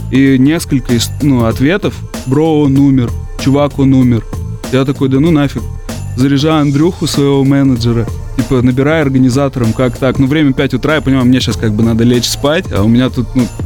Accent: Russia; born there; А на родине я своей не был, я родился в России, и мне не довелось там побывать

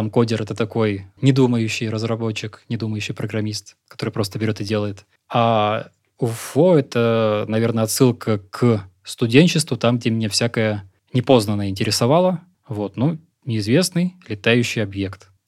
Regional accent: Moscow Oblast, Russia; born there; also born or lived in Siberia / southern Russia; Родился я в Подмосковье. Прожил большую часть жизни в Сибири. А успел пожить на юге России.

